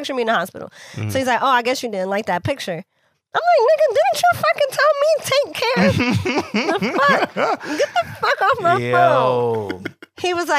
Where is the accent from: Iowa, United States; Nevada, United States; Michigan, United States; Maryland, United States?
Maryland, United States; Baltimore; I'm from Baltimore